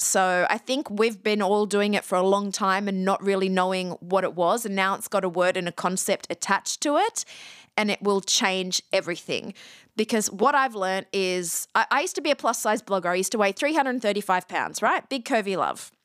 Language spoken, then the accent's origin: English; Australia; moved away as an adult; also born or lived in Athens, Ohio / Los Angeles; I'm Australian, But I actually went to college in Ohio